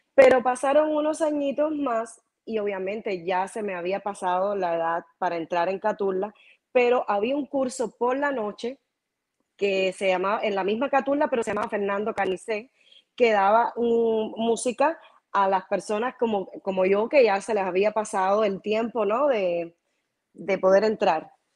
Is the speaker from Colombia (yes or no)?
no; Havana, La Habana, Cuba; also born or lived in Cienfuegos, Cuba; now in Miami, United States; yo nací realmente en Cienfuegos. Eh, mi mamá y mi papá estaban trabajando eventualmente en esos tiempos allá en Cienfuegos y llegué yo y entonces mi mamá parió en Cienfuegos, pero Cienfuegos no me registró y obviamente mi mamá y mi papá automáticamente se fueron de nuevo para La Habana y me registraron en La Habana y, entonces yo no tengo recuerdo de Cienfuegos, no tengo, pero, y me considero de L